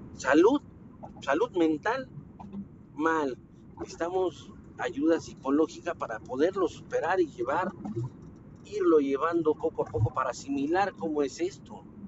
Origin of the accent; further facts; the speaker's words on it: Mexico City, Mexico; yo soy de la Ciudad de México